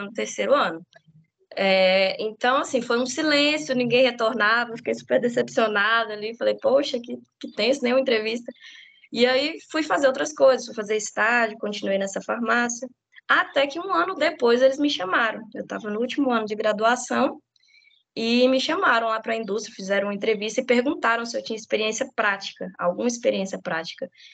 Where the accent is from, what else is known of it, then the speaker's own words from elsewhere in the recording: Formosa, Goiás, Brazil; eu sou nascida e criada em Formosa